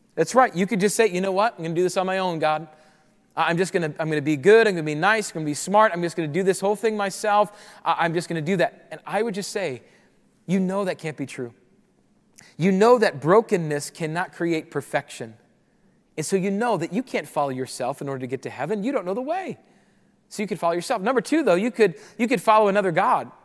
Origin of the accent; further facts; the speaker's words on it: Rapid City, South Dakota, United States; moved away as an adult; I grew up in Rapid City, South Dakota